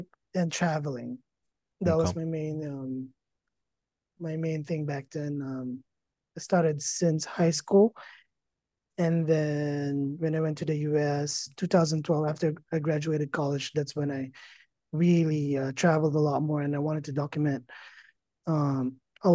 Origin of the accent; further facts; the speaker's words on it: Philippines; moved away as an adult; now in Las Vegas, United States; I grew up in the Philippines, finished college there, and then moved to the States in 2012